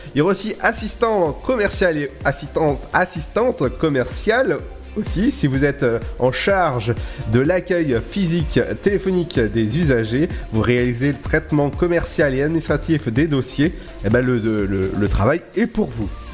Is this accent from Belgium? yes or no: no; Brittany, France; je suis breton